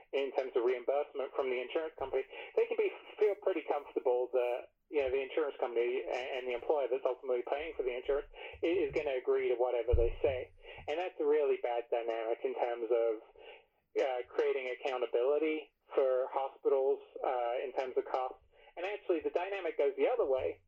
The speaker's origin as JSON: {"language": "English", "region": "England", "country": "United Kingdom", "tie": "born or raised there", "moved": "yes", "lives_now": "United States", "said": "I grew up in England"}